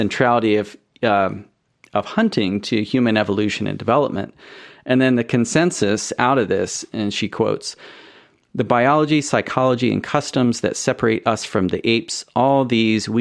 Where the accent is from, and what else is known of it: United States; moved away as an adult; also born or lived in Europe; now in United Kingdom